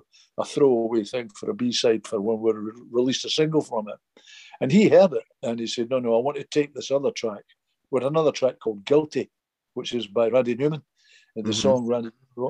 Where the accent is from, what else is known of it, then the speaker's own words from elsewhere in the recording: United Kingdom; we came from Britain